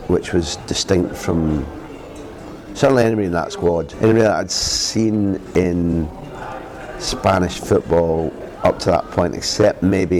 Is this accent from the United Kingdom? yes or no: yes; Scotland, United Kingdom; moved away; As a Scot